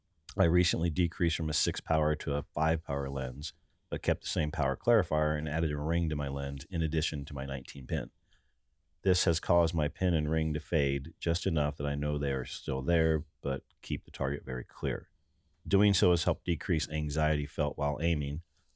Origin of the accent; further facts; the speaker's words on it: Ohio, United States; There, so I'm from Ohio.